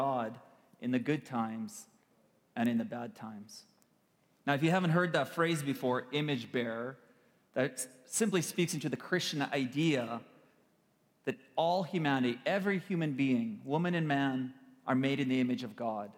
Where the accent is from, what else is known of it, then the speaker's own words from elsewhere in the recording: Kyiv, Ukraine; moved away; I was born in Kiev, Ukraine. We have relatives and family and friends back home.